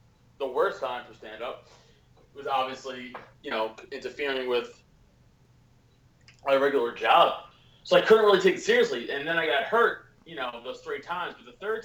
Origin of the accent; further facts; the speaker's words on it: New York City, New York, United States; I'm from Staten Island, New York